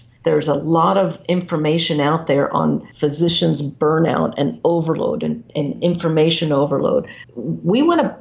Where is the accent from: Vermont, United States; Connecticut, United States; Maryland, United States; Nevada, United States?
Maryland, United States; moved away as an adult; now in Iowa, United States; Yeah, so I'm from Maryland. Very proud to be from the East Coast